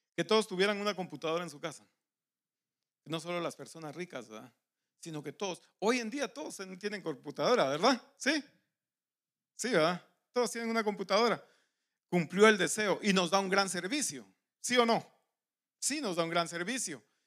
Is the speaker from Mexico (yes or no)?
no; Guatemala; moved away; los que somos de Guatemala